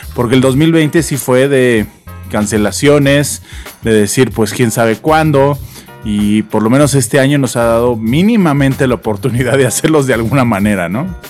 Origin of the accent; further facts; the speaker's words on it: Mexico; nosotros en nuestra infancia, por lo menos aquí en México